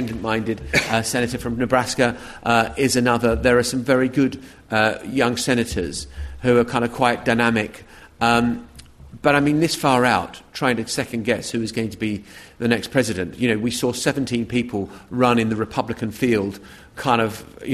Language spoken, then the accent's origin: English; United Kingdom; as British journalists